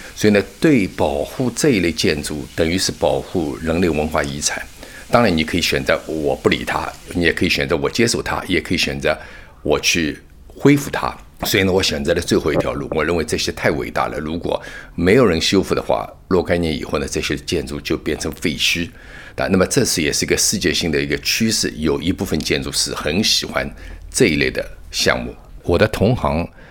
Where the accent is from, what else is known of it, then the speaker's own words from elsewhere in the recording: China; now in United States; 我们本身是接受中国文化熏陶的